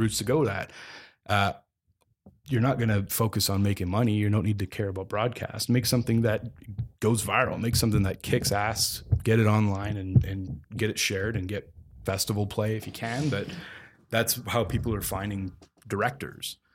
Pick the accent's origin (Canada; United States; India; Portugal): Canada; Calgary, Alberta; moved away as an adult; also born or lived in Vancouver Island; now in Toronto, Canada; I'm based in Toronto. I come from Calgary, but I, uh, and I was born in Vancouver Island.